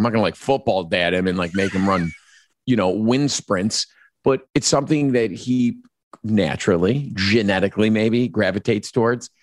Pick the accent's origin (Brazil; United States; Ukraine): United States; Chicago, Illinois